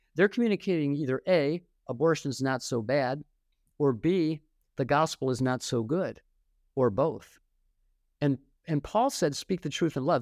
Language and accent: English; Detroit, Michigan, United States; moved away as an adult; also born or lived in Fort Wayne, Indiana; my hometown in, in Detroit